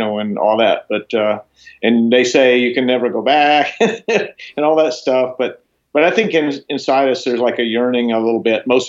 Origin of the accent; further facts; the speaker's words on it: Florida, United States; moved away; also born or lived in Boulder, Colorado / Los Angeles; I grew up in Florida